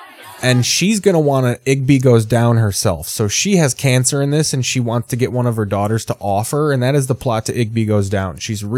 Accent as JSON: {"language": "English", "town": "Squamish", "region": "British Columbia", "country": "Canada", "said": "I'm from Squamish, north of Vancouver. A lot of grow ops here in Squamish."}